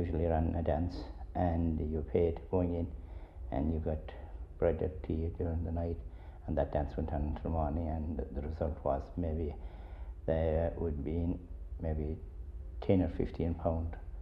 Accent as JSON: {"language": "English", "area": "Sliabh Luachra", "region": "Munster", "country": "Ireland", "tie": "born or raised there", "said": "We live in an area here in Sliabh Luachra where quite a lot of our young people had immigrated"}